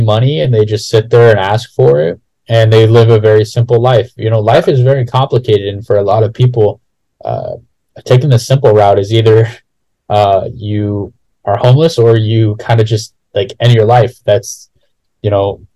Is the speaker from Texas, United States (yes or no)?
no; Los Angeles, California, United States; I'm from Los Angeles